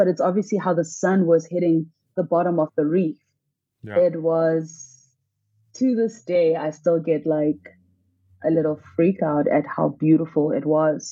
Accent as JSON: {"language": "English", "town": "Soweto", "region": "Gauteng", "country": "South Africa", "tie": "born or raised there", "said": "I grew up in Soweto, a landlocked area about 6 hours from the nearest beach"}